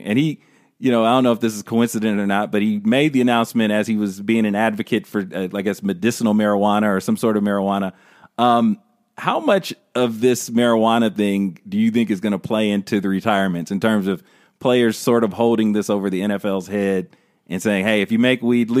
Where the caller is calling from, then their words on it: Los Angeles, California, United States; We're calling from Los Angeles.